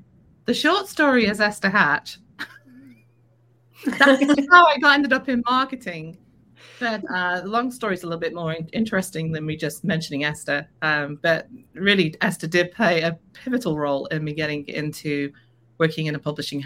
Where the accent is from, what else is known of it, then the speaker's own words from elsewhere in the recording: Liverpool, North West England, United Kingdom; moved away as an adult; now in United States; I'm from Liverpool, is where I was born.